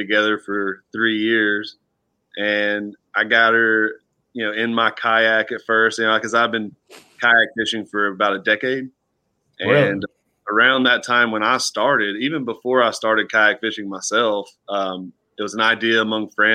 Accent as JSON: {"language": "English", "region": "Northwest Georgia", "country": "United States", "also_born_or_lived": "Arkansas", "moved": "as an adult", "lives_now": "Alabama, United States", "said": "I'm from Northwest Georgia"}